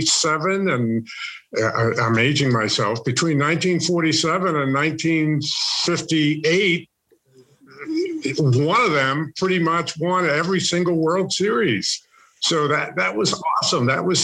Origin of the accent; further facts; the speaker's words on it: New York City, New York, United States; now in Santa Clarita, United States; I grew up in Harlem in Manhattan and was around Hamilton Heights, Morningside Heights, Washington Heights, basically the Heights.